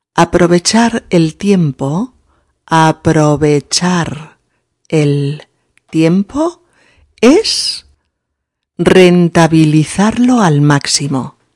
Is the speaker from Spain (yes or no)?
yes; Spain; now in Barcelona, Spain